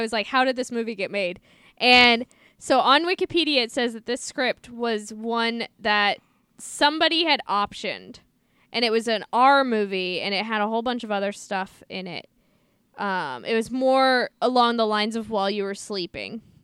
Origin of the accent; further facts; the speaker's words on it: St. Louis, Missouri, United States; I'm from Saint Louis. I grew up being taught to hate the Cubs